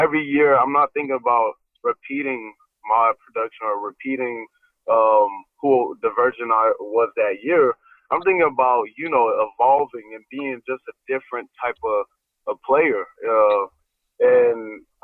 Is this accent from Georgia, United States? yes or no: yes; Atlanta, Georgia, United States; most of them have something to do with my hometown. Which will be the 404. I put the Olympic rings because in 1996 in Centennial Park was the Olympics in Atlanta, Georgia. Grady Hospital was where I was born